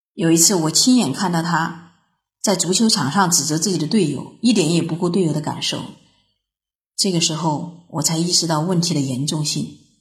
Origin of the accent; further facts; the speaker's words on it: Foshan, Guangdong, China; 我是来自广东佛山的